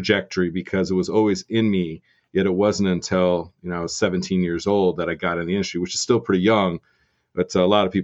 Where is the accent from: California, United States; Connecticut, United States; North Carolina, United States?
California, United States; Vista; moved away as an adult; also born or lived in Ames, Iowa; now in Denver, United States; growing up in Southern California